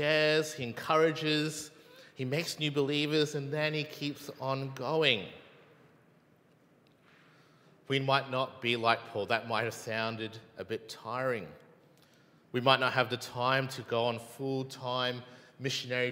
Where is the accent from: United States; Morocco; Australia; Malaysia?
Malaysia; I'm Malaysian